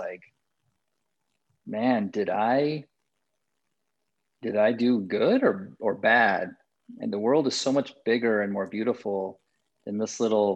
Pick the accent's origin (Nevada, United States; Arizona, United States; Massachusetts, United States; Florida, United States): Nevada, United States; Las Vegas; I'm the oldest of 6 kids, born and raised in Las Vegas